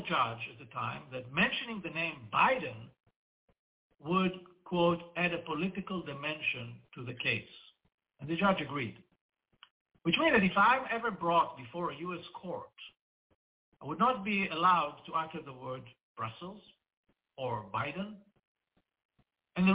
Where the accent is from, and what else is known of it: Israel